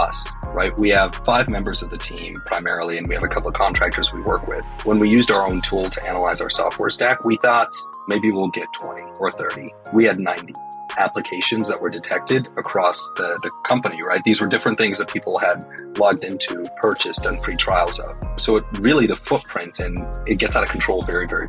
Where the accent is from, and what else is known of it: Dallas, Texas, United States; born or raised there; also born or lived in Harare, Zimbabwe